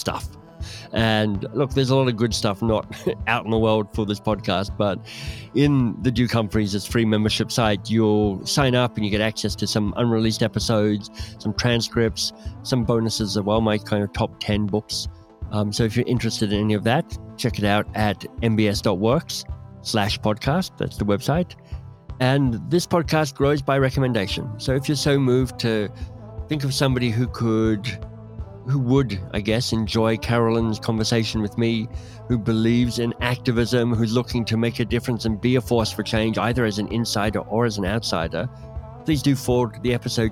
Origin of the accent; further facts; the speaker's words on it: Australia; moved away; also born or lived in England / United States / Canada; As an Australian who's lived in Australia and England, tiny bit of time in the States and mostly in Canada